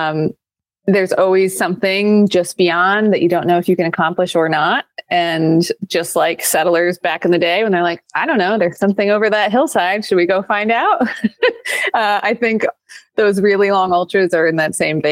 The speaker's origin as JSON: {"language": "English", "town": "Paul Smiths", "region": "New York", "country": "United States", "tie": "born or raised there", "also_born_or_lived": "Saranac Lake, New York", "said": "Where I grew up in Paul Smith's"}